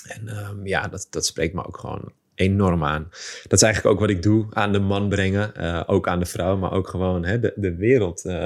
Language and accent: Dutch; Amsterdam, North Holland, Netherlands; geboren en getogen in Amsterdam